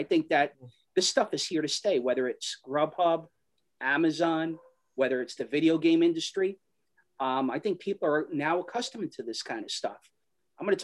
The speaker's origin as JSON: {"language": "English", "town": "New York City", "region": "New York", "country": "United States", "tie": "born or raised there", "said": "we grew up in Astoria"}